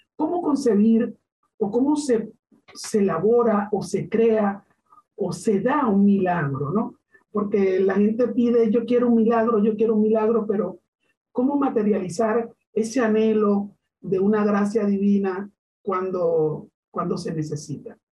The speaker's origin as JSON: {"language": "Spanish", "country": "Venezuela", "moved": "yes", "said": "los venezolanos, tanto los que están dentro como los que estamos fuera"}